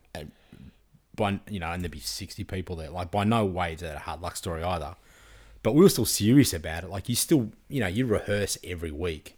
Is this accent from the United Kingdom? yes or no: no; Frankston, Victoria, Australia; I was from Frankston